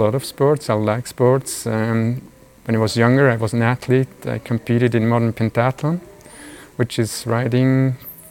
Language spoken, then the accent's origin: English; Burg, Aargau, Switzerland; also born or lived in Zurich, Switzerland / Boston, United States; I was born in Burg, Aargau, and I grew up there.